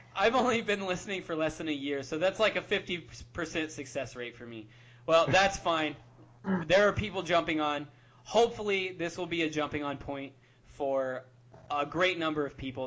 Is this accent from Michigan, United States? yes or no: no; Southern Illinois, United States; my hometown in Southern Illinois